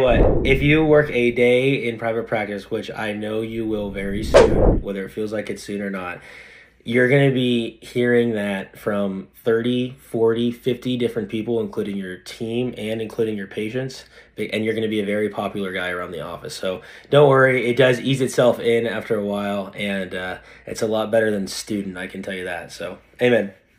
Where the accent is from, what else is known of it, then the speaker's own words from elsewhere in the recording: Fresno, California, United States; also born or lived in San Francisco; in Fresno, where I, where I live now, th, I'm back in my hometown